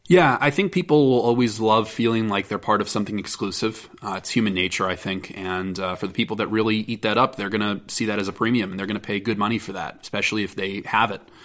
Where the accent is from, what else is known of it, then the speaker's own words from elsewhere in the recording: United States; as an American and as a member of this industry